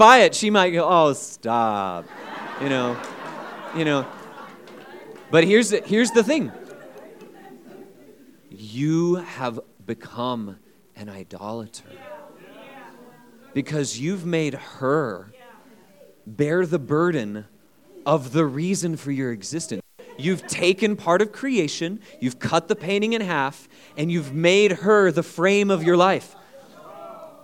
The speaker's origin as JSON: {"language": "English", "country": "United States", "said": "as an American"}